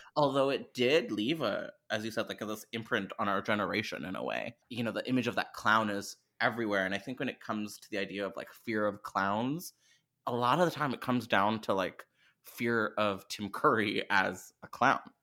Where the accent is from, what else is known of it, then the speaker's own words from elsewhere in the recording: Canada; I'm Canadian